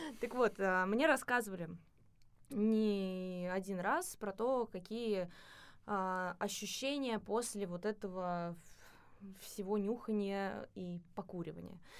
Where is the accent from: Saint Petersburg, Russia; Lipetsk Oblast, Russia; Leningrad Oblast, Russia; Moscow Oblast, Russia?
Moscow Oblast, Russia; в Московской области, вот э, там, откуда я родом